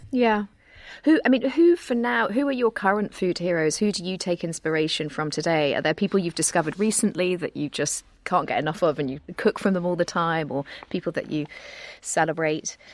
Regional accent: United Kingdom; as a British person

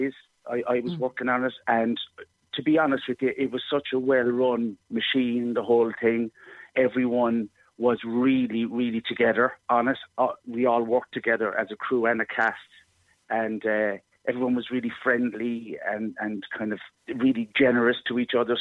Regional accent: Cobh, Munster, Ireland; I love my hometown of Cove

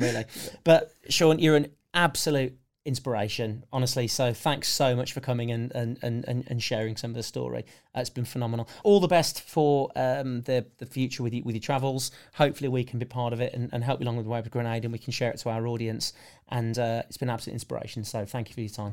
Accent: United Kingdom; because we're British

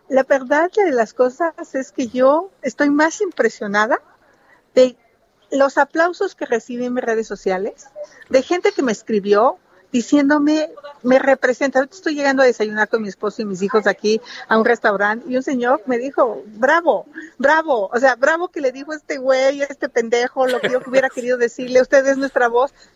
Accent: Hidalgo, Mexico; now in Mexico City, Mexico; quiero mucho Hidalgo, nací en Hidalgo, pero tengo más de 40 años de vivir en la Ciudad de México.

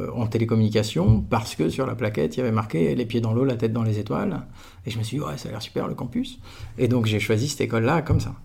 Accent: Aix-en-Provence, Provence-Alpes-Côte d'Azur, France; moved away as an adult; moi j'étais d'Aix-en-Provence. J'ai fait toute ma scolarité de la crèche jusqu'à la fin de la prépa dans un kilomètre et demi de rayon

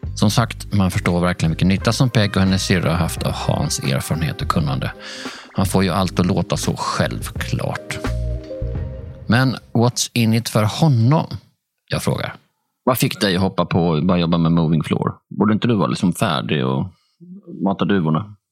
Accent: Sweden; vi svenskar

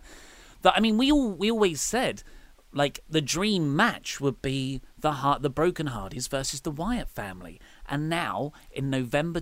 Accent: United Kingdom; we're British.

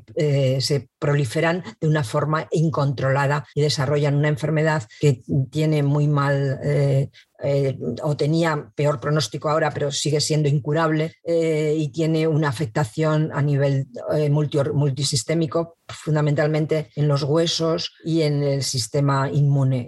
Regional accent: Madrid, Community of Madrid, Spain; now in Zaragoza, Spain; nací en Madrid, pero vivo en Zaragoza desde hace muchísimo tiempo

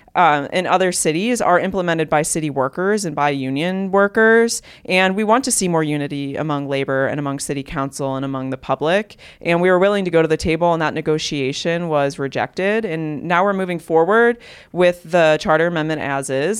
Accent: Cleveland, Ohio, United States; also born or lived in Fairview Park, Ohio; I grew up in Cleveland on the west side.

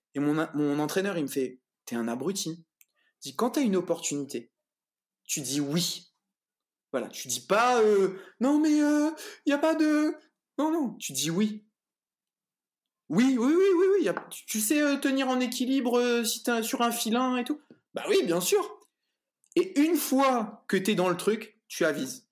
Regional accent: Réunion; moved away as an adult; also born or lived in Saint-Pierre, Réunion; now in France; je suis réunionnais

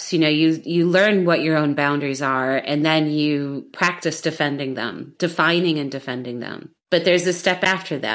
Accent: United States; now in Berlin, Germany; I'm an American Gen X woman living in Berlin

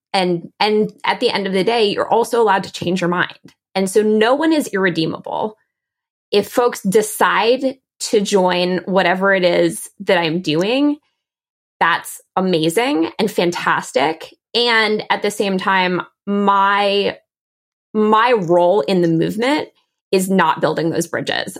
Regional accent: D.C., Maryland suburbs of Washington, United States; I grew up in the Washington, D C area. I grew up in the Maryland suburbs of D C

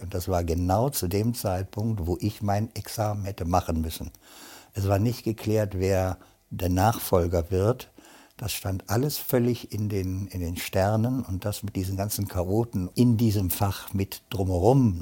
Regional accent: North Rhine-Westphalia, Germany; now in Sankt Augustin, Germany; ich bin vom linken Niederrhein, deswegen bin ich heute noch Fan von Borussia Mönchengladbach. Und leider gibt es Kaisers Kaffee nicht mehr. Damit bin ich quasi aufgewachsen in der Stadt

